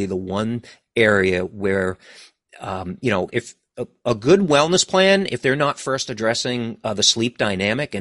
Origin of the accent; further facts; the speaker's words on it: East Coast of the United States, United States; also born or lived in New England; I'm from the East Coast of United States. So I live in New England